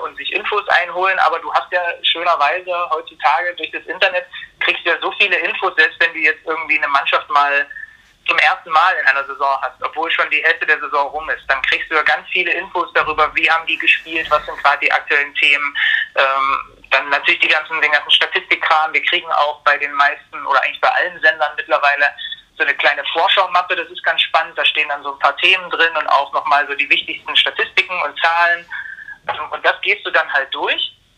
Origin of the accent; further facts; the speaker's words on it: Zwickau, Saxony, Germany; moved away as an adult; now in Leipzig, Germany; ich komme eigentlich nicht aus Leipzig, ich komme eigentlich aus Zwickau, bin hier zum Studieren hergegangen